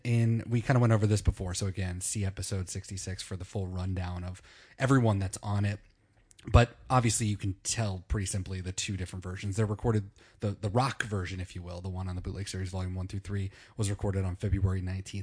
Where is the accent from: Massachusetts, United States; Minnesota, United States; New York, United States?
Minnesota, United States; I grew up in Minnesota